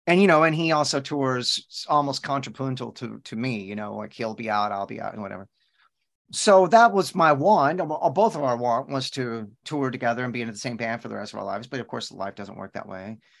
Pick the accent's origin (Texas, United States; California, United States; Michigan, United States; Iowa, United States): Texas, United States; I'm born and raised in Texas